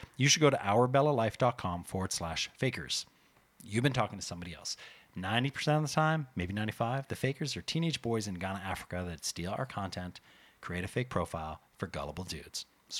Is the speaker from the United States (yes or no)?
no; Canada; We're Canadian.